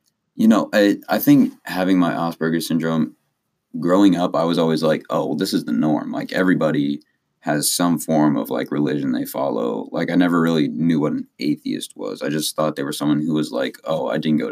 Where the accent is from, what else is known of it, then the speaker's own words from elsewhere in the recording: Columbus, Ohio, United States; I was born in Columbus, Ohio